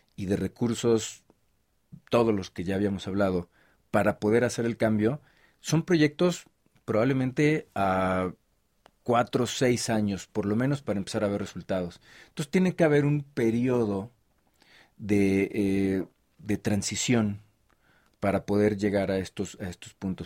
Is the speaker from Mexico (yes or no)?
yes; Mexico; como mexicanos